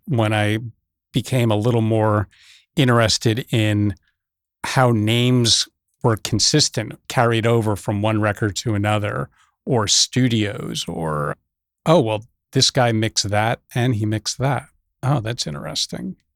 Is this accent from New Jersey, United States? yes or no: yes; Teaneck, New Jersey, United States; I grew up in New Jersey, northern New Jersey, just over the George Washington Bridge, Teaneck, New Jersey